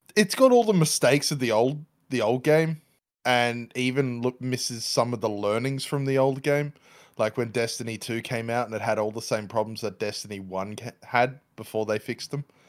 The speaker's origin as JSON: {"language": "English", "country": "Australia", "said": "I'm Australian"}